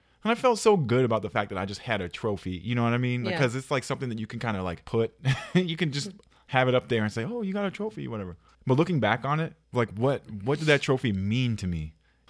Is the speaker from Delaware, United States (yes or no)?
no; Dallas, Texas, United States; So I grew up in Dallas. You know, I grew up a Cowboys fan.